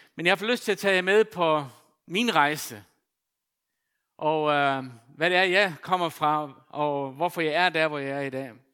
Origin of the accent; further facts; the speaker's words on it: Faroe Islands; now in Denmark; født og opvokset på Færøerne